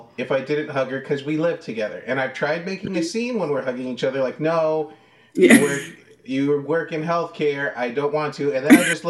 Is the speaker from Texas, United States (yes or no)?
yes; South Texas, United States; I'm from South Texas